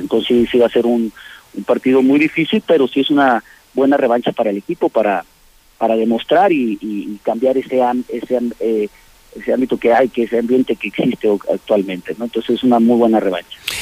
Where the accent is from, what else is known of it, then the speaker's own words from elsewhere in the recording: Aguascalientes, Mexico; moved away; somos gente de Aguascalientes